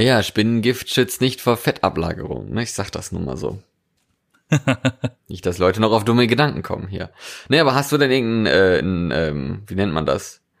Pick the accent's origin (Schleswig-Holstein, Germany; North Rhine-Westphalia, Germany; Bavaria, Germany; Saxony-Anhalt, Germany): North Rhine-Westphalia, Germany; Ich komme ja aus Westfalen ursprünglich.